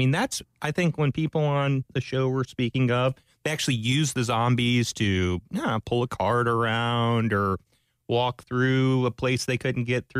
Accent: Orlando, Florida, United States; I'm also from Orlando

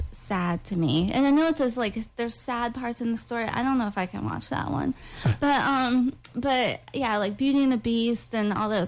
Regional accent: Orlando, Florida, United States; also born or lived in Tallahassee / Georgia; Well, we moved all over the country, and then when I was 10, we moved back to Florida, to Orlando.

